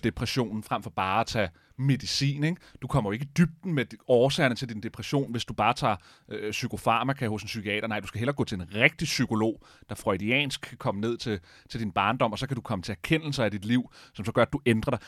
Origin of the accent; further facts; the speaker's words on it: Denmark; vi er nok mange danskere